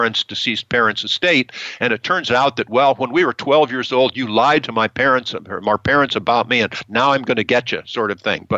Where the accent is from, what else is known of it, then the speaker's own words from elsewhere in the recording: United States; we in our country have many benefits for being American citizens